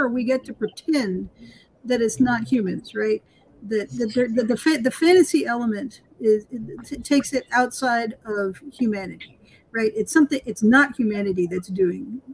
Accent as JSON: {"language": "English", "town": "New York City", "region": "New York", "country": "United States", "tie": "born or raised there", "said": "I grew up in Brooklyn"}